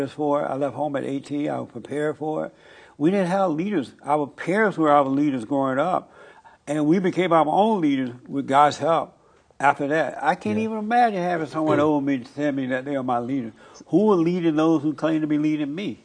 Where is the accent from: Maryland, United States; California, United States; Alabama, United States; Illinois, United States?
Alabama, United States; moved away as an adult; now in Los Angeles, United States; I grew up in Alabama under the Jim Crow laws